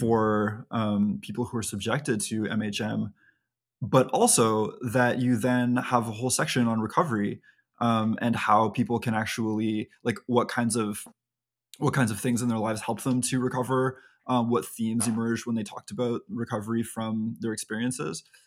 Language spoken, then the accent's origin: English; Canada; we're Canadian